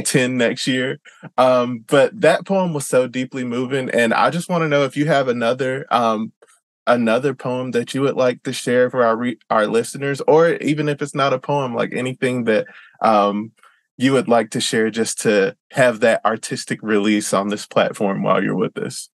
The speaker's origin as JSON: {"language": "English", "region": "Georgia", "country": "United States", "moved": "as an adult", "lives_now": "Seattle, United States", "said": "I'm from Georgia"}